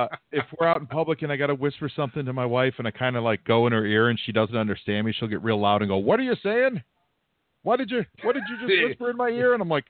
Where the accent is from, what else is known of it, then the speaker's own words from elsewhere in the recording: Chicago, Illinois, United States; I'm from Chicago.